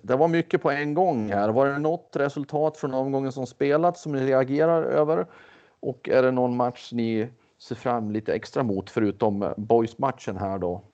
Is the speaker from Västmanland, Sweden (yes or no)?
yes; Västmanland, Sweden; now in Skåne, Sweden; jag själv är västmanlänning.